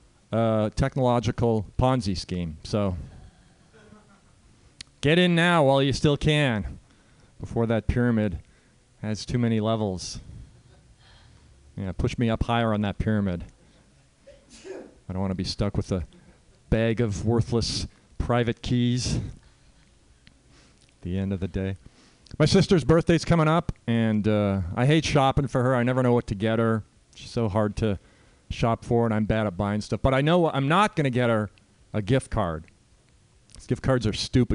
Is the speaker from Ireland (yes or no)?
no; Canada; moved away; So I'm a Canadian. I grew up in Canada, or as you call it here, America Light